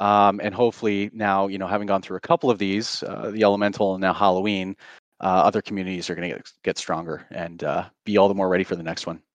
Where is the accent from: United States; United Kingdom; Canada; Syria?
Canada; also born or lived in Surrey, British Columbia; I'm Canadian, I live in Vancouver